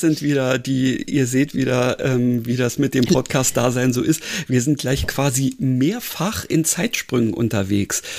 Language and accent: German; Berlin, Germany; als Berliner